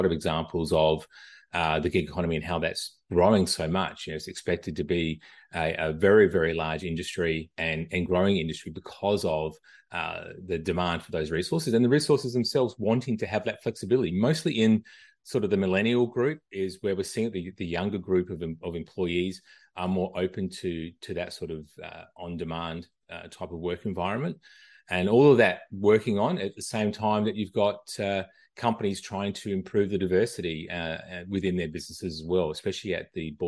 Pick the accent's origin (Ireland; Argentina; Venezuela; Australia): Australia; now in United States; I'm originally from Australia, moved to the US back in 2000. I don't think I'm losing this accent anytime soon, living in the US for 22 years.